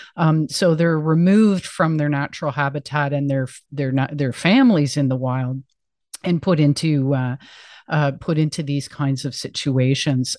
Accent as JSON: {"language": "English", "country": "Canada", "said": "as a Canadian"}